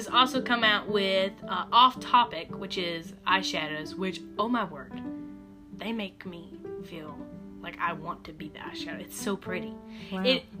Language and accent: English; Garner, North Carolina, United States; I'm in Garner. I'm drinking Garner coffee. I'm from Garner.